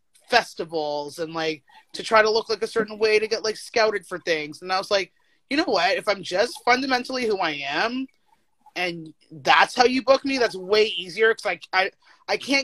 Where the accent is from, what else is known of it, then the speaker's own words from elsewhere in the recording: Toronto, Ontario, Canada; I grew up in Scarborough